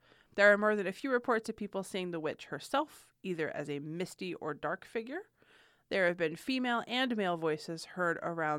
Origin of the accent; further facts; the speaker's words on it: California, United States; now in Michigan, United States; I'm from California, but you really are. I'm an adopted Michigander, I guess.